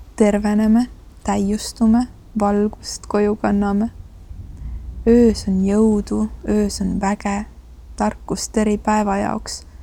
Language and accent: Estonian; Estonia; ma olen provintsist pärit